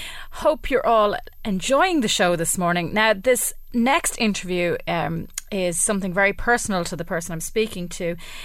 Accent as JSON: {"language": "English", "country": "Ireland", "said": "especially as an Irish person, we've been through so much prejudice ourselves."}